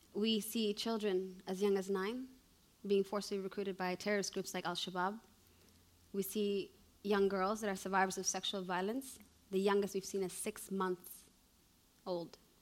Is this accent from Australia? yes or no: no; Canada; moved away as an adult; also born or lived in Somalia; now in Mogadishu, Somalia; I was born in Canada